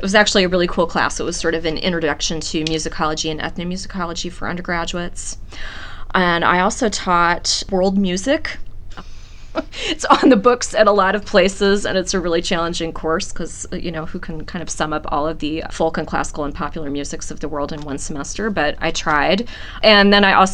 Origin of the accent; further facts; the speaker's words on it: Nebraska, United States; moved away as an adult; also born or lived in Virginia / Pennsylvania / Connecticut / Richmond, Indiana; now in Long Beach, United States; grew up in a small rural town. It was a college town. 5,000 is a sizable town in Nebraska